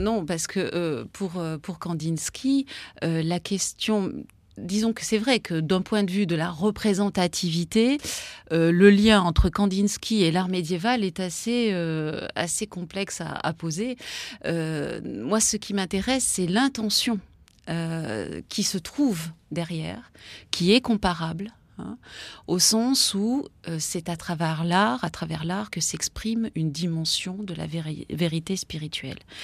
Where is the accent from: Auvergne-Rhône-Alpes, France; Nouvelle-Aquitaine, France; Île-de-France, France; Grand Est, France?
Auvergne-Rhône-Alpes, France; Grenoble; je suis grenobloise d'origine